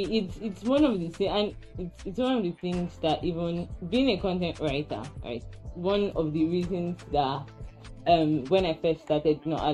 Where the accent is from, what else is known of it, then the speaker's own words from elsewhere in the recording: Nigeria; If I die tomorrow, it will still be recorded there that I was born in Nigeria.